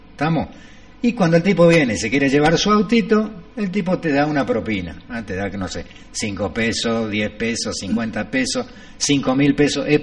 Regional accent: Capilla del Monte, Córdoba, Argentina; soy nativo de Capilla del Monte.

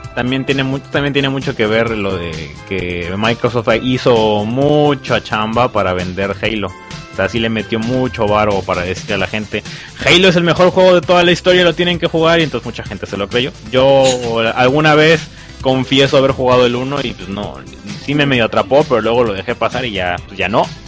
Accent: Veracruz, Mexico; yo soy de Veracruz

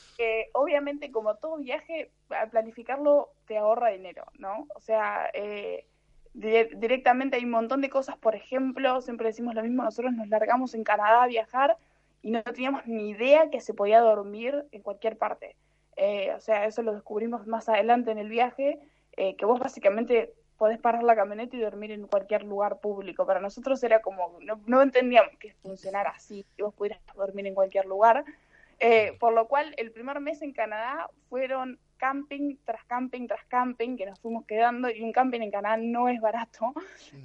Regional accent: Argentina; moved away as an adult; soy argentina

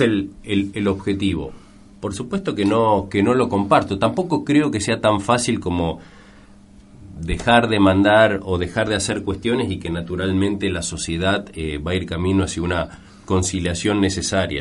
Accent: Argentina; como argentino

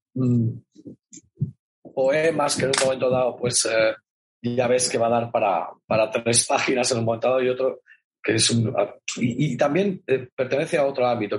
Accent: Catalonia, Spain; esto soy muy catalán

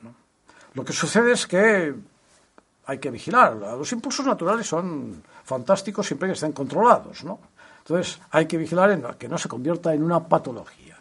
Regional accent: Catalonia, Spain; los que somos catalanes lo hemos vivido

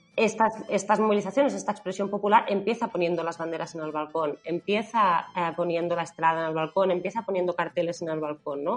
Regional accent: Lleida, Catalonia, Spain; yo soy catalana de, de Leida

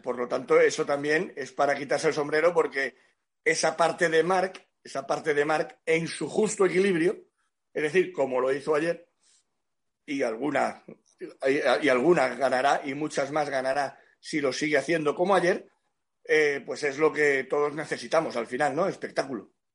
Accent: Cádiz, Andalusia, Spain; yo soy de Cádiz

